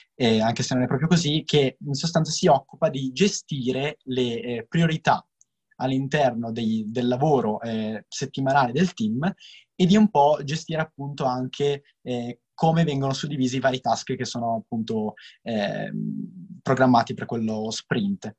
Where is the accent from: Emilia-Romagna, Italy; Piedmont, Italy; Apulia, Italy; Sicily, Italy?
Piedmont, Italy; Novara; io sono di Novara